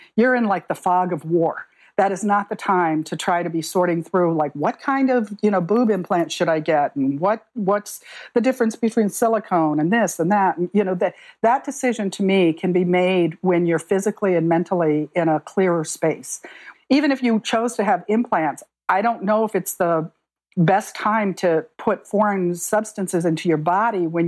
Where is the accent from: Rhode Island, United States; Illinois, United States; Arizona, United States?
Arizona, United States; I grew up in Arizona